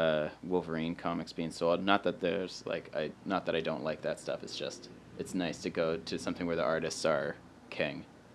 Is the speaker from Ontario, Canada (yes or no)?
no; Gabriola Island, British Columbia, Canada; I come from a small place called Gabriel Island